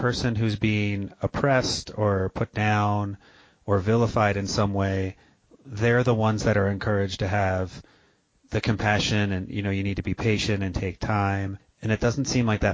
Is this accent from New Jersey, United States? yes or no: yes; outside Philadelphia, New Jersey, United States; I grew up outside of Philadelphia in New Jersey